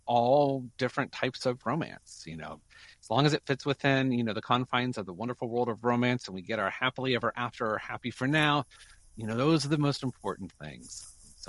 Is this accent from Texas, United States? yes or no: yes; Texas, United States; moved away; I grew up in Texas, so I'm like, yeah.